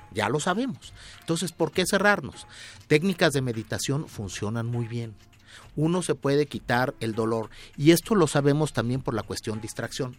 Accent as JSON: {"language": "Spanish", "country": "Mexico", "said": "yo soy mexicano"}